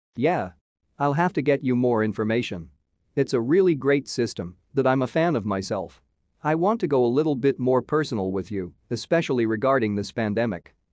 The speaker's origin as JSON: {"language": "English", "town": "Miami", "region": "Florida", "country": "United States", "tie": "born or raised there", "said": "I'm from Miami originally"}